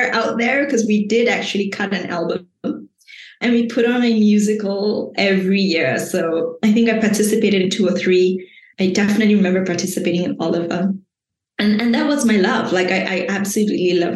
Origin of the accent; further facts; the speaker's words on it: Shah Alam, Selangor, Malaysia; also born or lived in Kuala Lumpur, Malaysia; I grew up in Malaysia, so I was born in Kuala Lumpur, but I spent most of my life in a little city